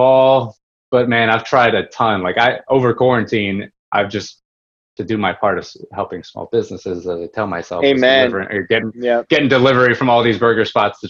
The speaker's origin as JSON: {"language": "English", "town": "Woodbridge", "region": "Virginia", "country": "United States", "tie": "born or raised there", "said": "growing up in Woodbridge"}